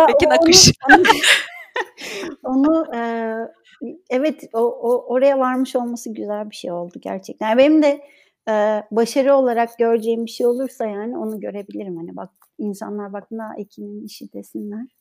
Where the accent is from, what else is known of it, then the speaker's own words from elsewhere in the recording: Ankara, Turkey; moved away as an adult; also born or lived in Istanbul; now in İzmir, Turkey; ben Ankara'da okudum. Ankara doğumluyum zaten.